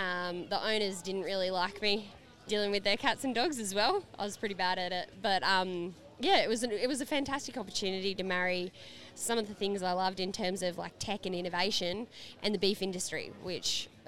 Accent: Mount Isa, Queensland, Australia; born there; also born or lived in Perth / London / Brisbane; Yes, I was born in Mount Isa, but I was born to a family in the mining industry, so we bounced around a fair bit. We went to Perth and London before ending up in Brisbane

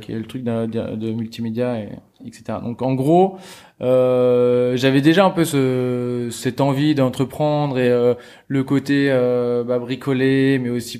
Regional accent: Normandy, France; je viens de Normandie

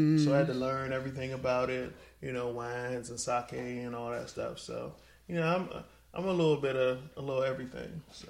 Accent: Miami, Florida, United States; born there; also born or lived in Richmond / Colorado; So, I was born in Miami.

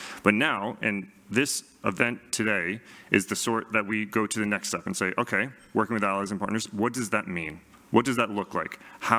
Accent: United States; now in Australia; especially coming from America as an American.

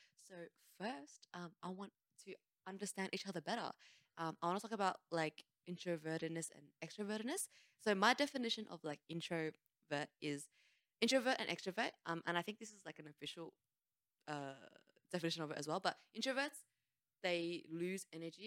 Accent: Australia; I'm Australian

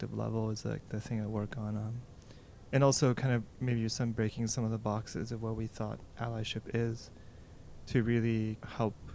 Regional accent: Toronto, Ontario, Canada; I grew up in Toronto

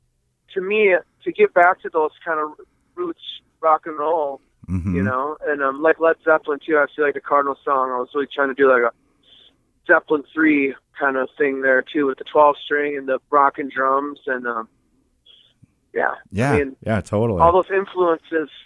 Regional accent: La Crosse, Wisconsin, United States; here in my hometown, La Crosse

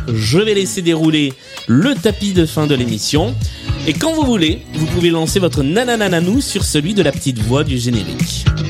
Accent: southern France, France; accent: southern French; je suis mieux avec l'accent du sud de Mireille Mathieu qu'avec l'accent hmm. anglais. C'est normal, l'un des deux est mon vrai accent

